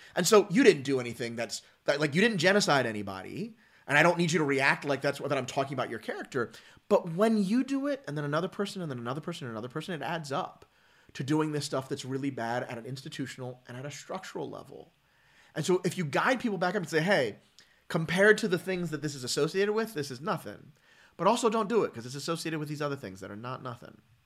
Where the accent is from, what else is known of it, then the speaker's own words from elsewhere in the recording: Philadelphia, Pennsylvania, United States; growing up, um, as a, as a black guy, um, from Philly and the suburbs